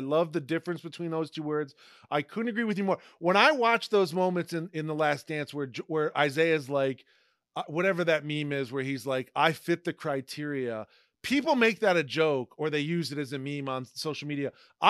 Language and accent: English; Toledo, Ohio, United States; Detroit is my local team because I'm from Toledo, Ohio.